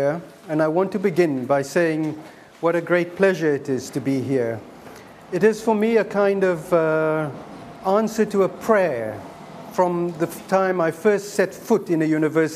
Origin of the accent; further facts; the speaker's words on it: South Africa; moved away; I am a South African, as you may know, and that means that the encounter with apartheid was very much what I grew up